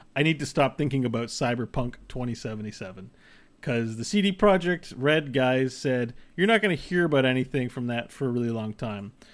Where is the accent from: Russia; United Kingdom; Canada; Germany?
Canada; we're Canadian